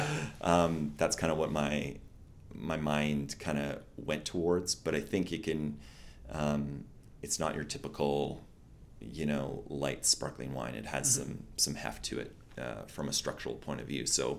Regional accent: West Coast, United States; I'm from the West Coast

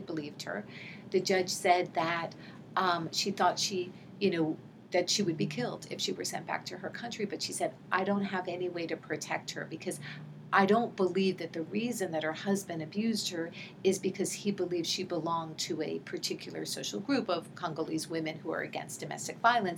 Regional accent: New York City, New York, United States; moved away as an adult; also born or lived in Santa Cruz, California / Newark, New Jersey; I grew up in New York City um, and um, went to public school, um, um, you know, from elementary through high school

